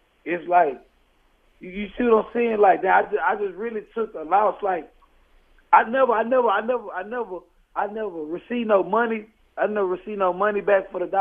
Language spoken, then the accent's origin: English; Fort Worth, Texas, United States; I'm from Fort Worth, so I'm from the Dallas Fort Worth area.